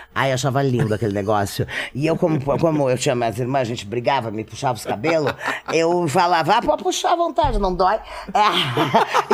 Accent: Rio Grande, Rio Grande do Sul, Brazil; moved away; nasci na cidade de Rio Grande, no Rio Grande do Sul

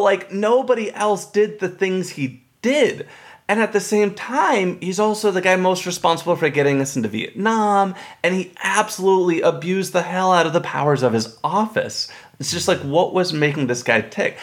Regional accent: Texas, United States; I grew up in Texas

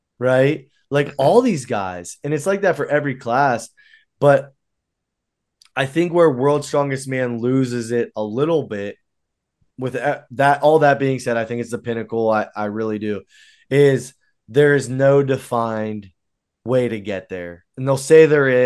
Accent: United States; I'm an American

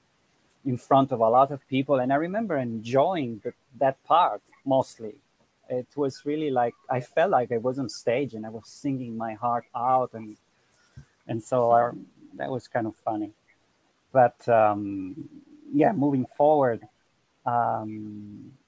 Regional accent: Milan, Lombardy, Italy; I'm from Italy. I was born in Milan and from an Italian father and a Costa Rican mother.

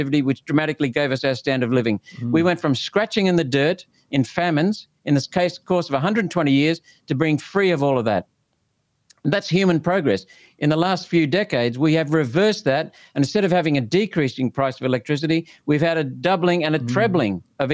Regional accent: Kurri Kurri, New South Wales, Australia; also born or lived in India; I was born in India for the first 7 years there. Then we moved to the Hunter Valley. I lived in the bush outside of a town called Curry Curry. I used to cycle to school

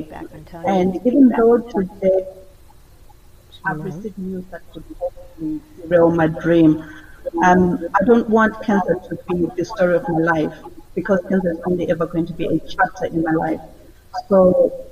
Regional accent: Zimbabwe; moved away as an adult; now in United Kingdom; I was born in Zimbabwe, Southern Africa, in the 70s. And I came to the UK in 2004

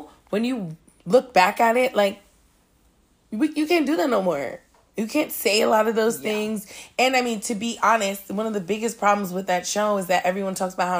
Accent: New York City, New York, United States; And I'm from here, but I'm from Queens.

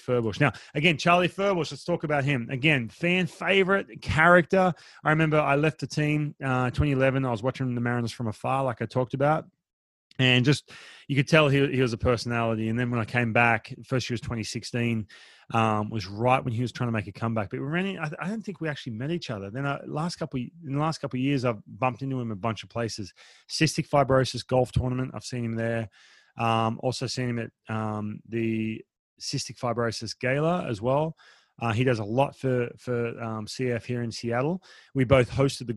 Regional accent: Australia; now in United States; I'm Australian

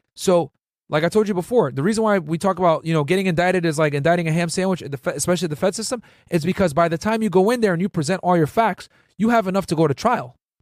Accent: New Britain, Connecticut, United States; moved away as an adult; also born or lived in Boston / Laredo, Texas; I grew up in New Bern, Connecticut

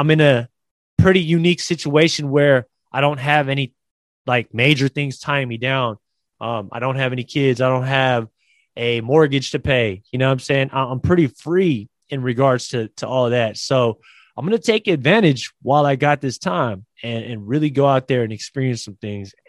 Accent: Bay Area, California, United States; I am originally from the Bay Area. I love this place. My family, my friends are here

